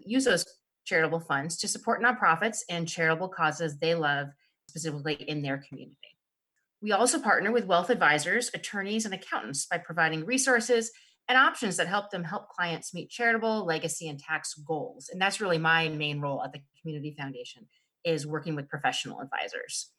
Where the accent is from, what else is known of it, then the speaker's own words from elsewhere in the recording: East Coast, United States; moved away as an adult; now in Snohomish County, United States; After growing up in the East Coast